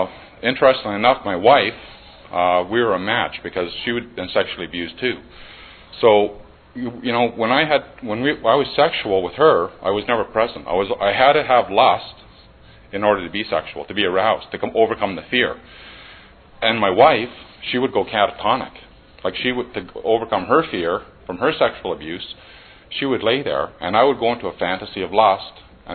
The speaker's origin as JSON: {"language": "English", "town": "Barrie", "region": "Ontario", "country": "Canada", "said": "I'm from Barrie, Ontario"}